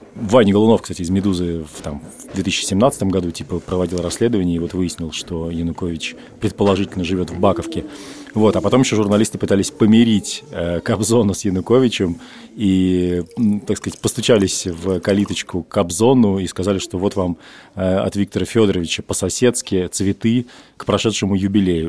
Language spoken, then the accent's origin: Russian; Russia; now in Tbilisi, Georgia; я из России.